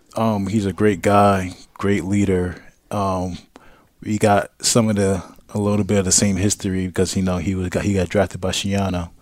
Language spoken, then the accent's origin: English; New York City, New York, United States; moved away as an adult; also born or lived in Brooklyn; now in Tampa, United States; I'm from Queens